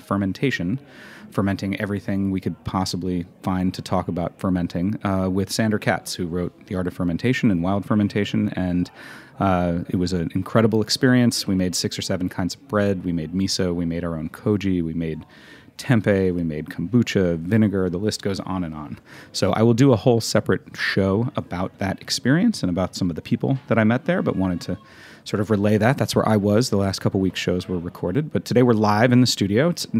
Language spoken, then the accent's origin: English; New York, United States; in my like New York upbringing, I imagined that part of Florida being apostrophe S restaurants.